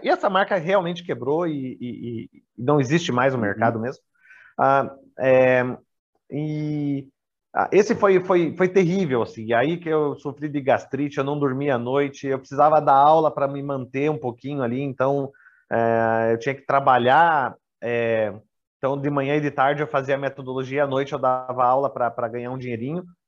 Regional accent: Brazil; also born or lived in Nova Andradina, Mato Grosso do Sul / Curitiba; no meu país de origem

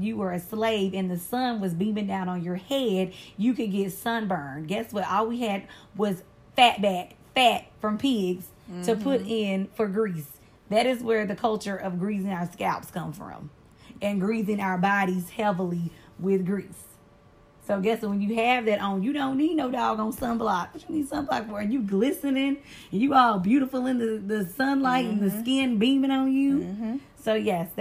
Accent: the South, United States; I'm from the South, okay?

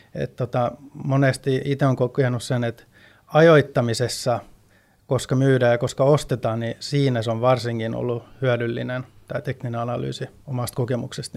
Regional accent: Sweden; moved away as an adult; also born or lived in Stockholm; now in Finland; kun mä oon syntynyt ja kasvanut Ruotsissa, mutta muutin tänne Suomeen

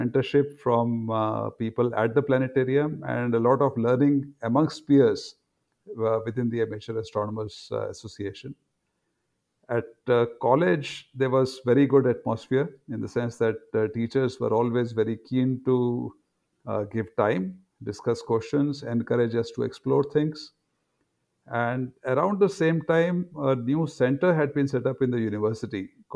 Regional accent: Delhi, India; moved away as an adult; also born or lived in Agra, Uttar Pradesh / Pune / Cambridge; now in Mohali, India; my grandparents settled in Agra, and I was born there, spent about first 4 or 5 years over there. And when I was close to 5, my father got a job in Delhi

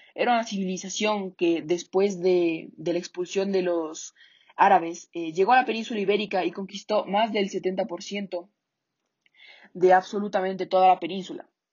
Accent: Ecuador; nuestro idioma actual que hablamos en Ecuador

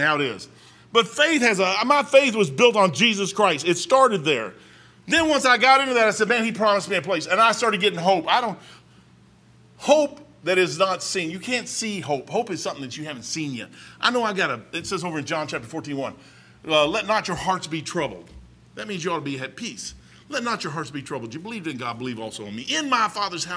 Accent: Kentucky, United States; I'm from Kentucky

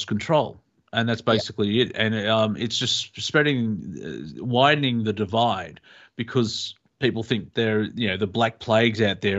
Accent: Australia; we're Australian

